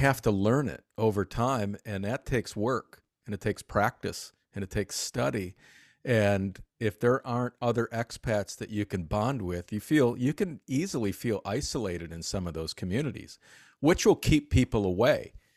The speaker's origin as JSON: {"language": "English", "town": "Detroit", "region": "Michigan", "country": "United States", "also_born_or_lived": "New York City", "moved": "yes", "said": "I'm originally from the Detroit area in Mich-, Michigan"}